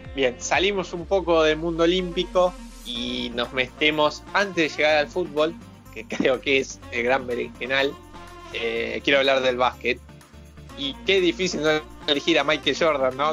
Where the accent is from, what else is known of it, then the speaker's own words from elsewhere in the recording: Argentina; nosotros somos argentinos